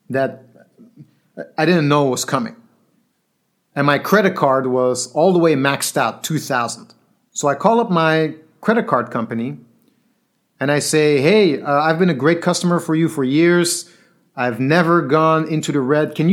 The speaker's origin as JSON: {"language": "English", "country": "Belgium", "second_language": "English", "said": "I'm from Belgium. I just gave my last money to pay the bill."}